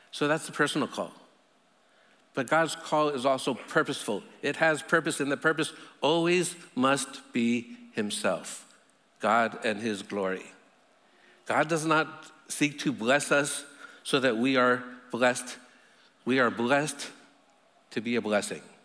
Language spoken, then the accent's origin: English; United States; I'm an American